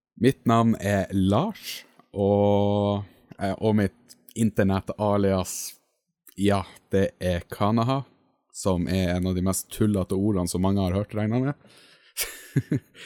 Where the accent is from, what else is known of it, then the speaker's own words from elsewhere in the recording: Finnmark, Norway; accent: Finnmark dialect; på dialekta mi oppe i Finnmark